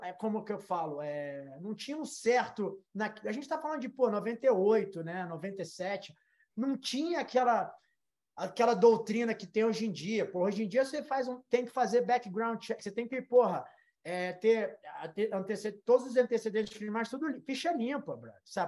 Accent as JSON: {"language": "Portuguese", "country": "Brazil", "moved": "yes", "lives_now": "United States", "said": "a gente volta para o Brasil"}